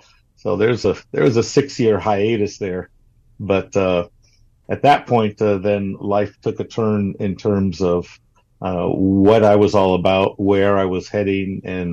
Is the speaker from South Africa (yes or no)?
no; Brazil; And growing up in Brazil, I had the opportunity then to be a multicultural or a bicultural person in terms of two internalized cultures, American and Brazilian, from the get-go.